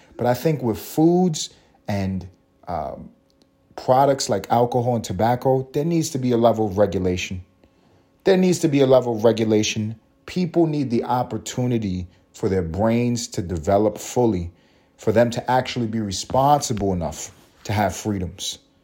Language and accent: English; New York City, New York, United States; also born or lived in Los Angeles; growing up in New York eating McDonald's.